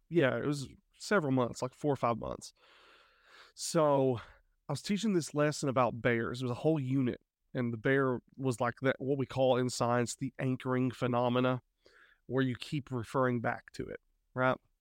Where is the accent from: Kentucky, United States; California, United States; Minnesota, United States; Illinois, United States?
Kentucky, United States; Eastern; moved away as an adult; we are originally from Eastern Kentucky